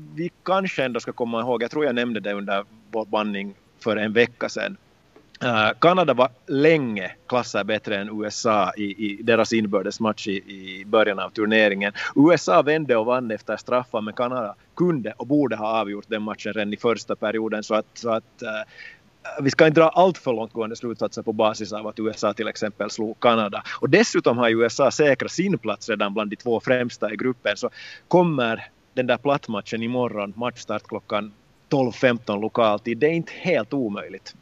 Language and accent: Swedish; Loviisa, Uusimaa, Finland; under min barndom i Lovisa då jag tävlade för Lovisa Thor